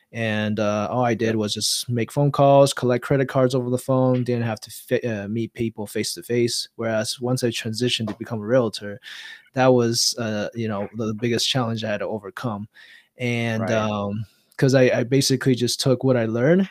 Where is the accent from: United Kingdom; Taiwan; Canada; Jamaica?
Taiwan; now in United States; I was born and raised in Taiwan